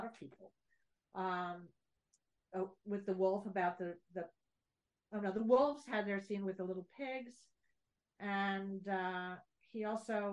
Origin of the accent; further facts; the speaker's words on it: New York City, New York, United States; I grew up in Greenwich Village